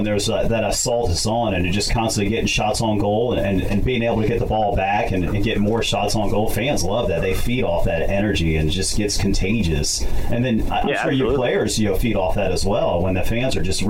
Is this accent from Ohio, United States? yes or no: yes; Cincinnati, Ohio, United States; now in California, United States; That's just my hometown. I take a lot of pride being from Cincinnati, even though I love living out here in California.